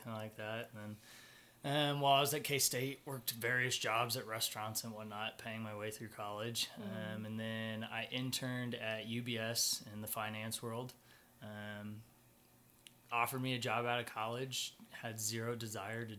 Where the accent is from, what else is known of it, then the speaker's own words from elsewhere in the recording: Wichita, Kansas, United States; I'm from Wichita. I went to Independent, graduated